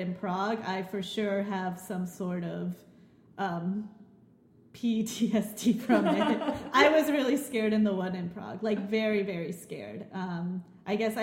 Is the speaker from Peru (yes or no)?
yes; Lima, Peru; Lima, the capital of Peru, my hometown